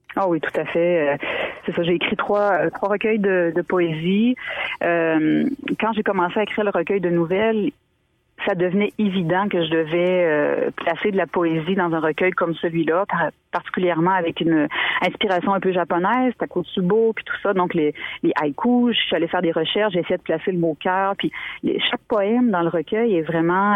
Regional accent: Montmagny, Quebec, Canada; also born or lived in Île aux Grues, Quebec; je suis née à l'île aux Grues, j'ai grandi quelques années, ensuite on a déménagé à Montmagny

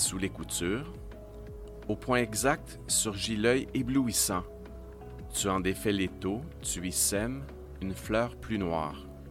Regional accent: Estrie, Quebec, Canada; moved away; je viens de l'Estrie, je suis parti depuis longtemps, mais j'ai passé mon enfance et mon adolescence ici

